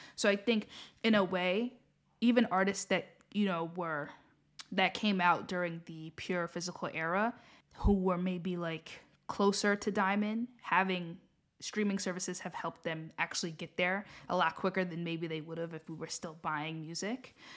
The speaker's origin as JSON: {"language": "English", "country": "United States", "said": "I'm saying this as an American myself"}